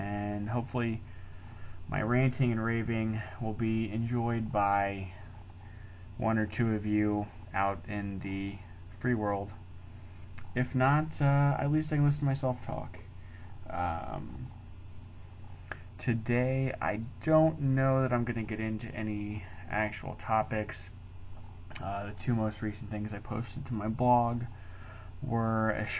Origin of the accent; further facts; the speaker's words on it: Texas, United States; moved away as an adult; now in Oklahoma City, United States; Originally, I'm from Texas